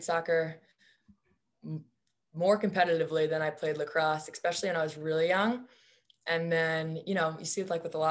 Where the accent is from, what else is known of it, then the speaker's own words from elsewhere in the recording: Bayport, New York, United States; moved away as an adult; also born or lived in Los Angeles, California; now in Chapel Hill, United States; I'm from Long Island, New York originally, specifically Bayport Blue Point is my high school